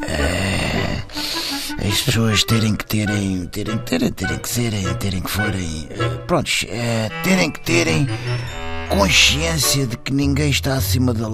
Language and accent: Portuguese; Amadora, Lisbon, Portugal; é, sou da Amadora